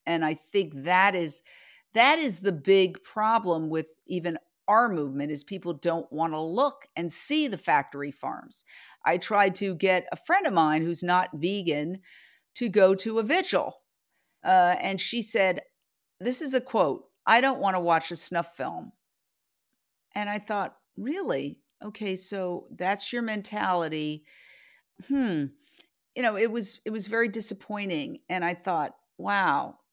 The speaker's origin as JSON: {"language": "English", "region": "New York", "country": "United States", "tie": "born or raised there", "moved": "as an adult", "lives_now": "Los Angeles, United States", "said": "I grew up in Midtown Manhattan, across the street from Carnegie Hall"}